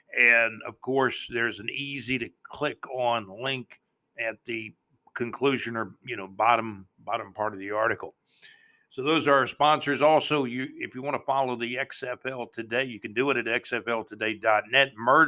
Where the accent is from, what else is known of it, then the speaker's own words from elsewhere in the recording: Jacksonville, Florida, United States; I was born in Jacksonville, Florida.